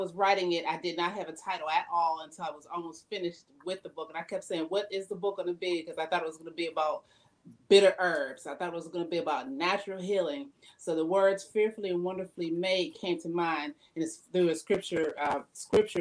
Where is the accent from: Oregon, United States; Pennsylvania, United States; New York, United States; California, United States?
Pennsylvania, United States; now in Virginia, United States; I'm originally from Pennsylvania